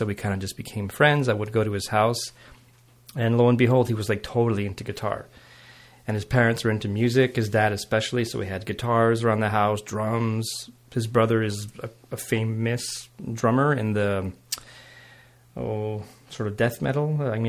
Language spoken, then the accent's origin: English; Montreal, Quebec, Canada; met my mom, started the family, and then I grew up in outside of Montreal on the West Island.